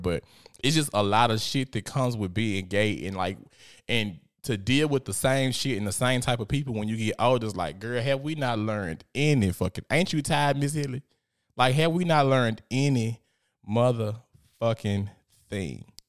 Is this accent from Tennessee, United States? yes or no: yes; Memphis, Tennessee, United States; I'm a little gangster 'cause I'm from South Memphis